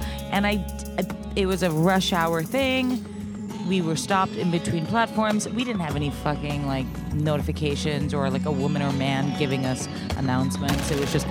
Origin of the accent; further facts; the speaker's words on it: New York City, New York, United States; When I was 17, I was commuting from the Bronx to Manhattan to my high school.